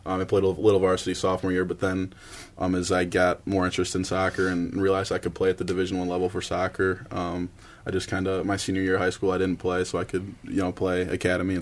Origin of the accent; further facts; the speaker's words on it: Chicago, Illinois, United States; I'm from Chicago